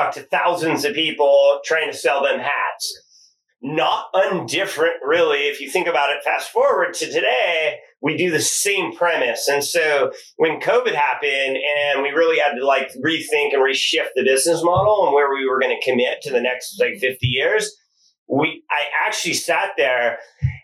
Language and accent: English; Silicon Valley, California, United States; We're from Silicon Valley